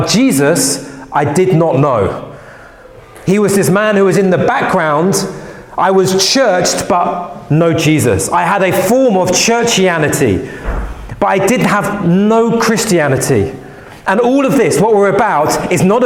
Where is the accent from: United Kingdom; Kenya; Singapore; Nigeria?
United Kingdom; London; I grew up in West London, and I grew up going to church